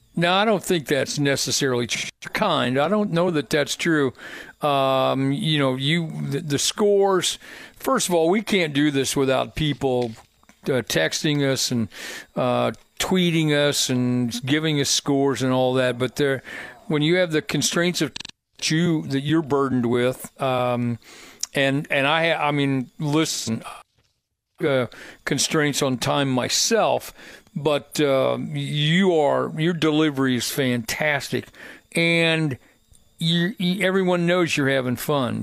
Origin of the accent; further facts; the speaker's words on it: Plainfield, Indiana, United States; I grew up in Plainfield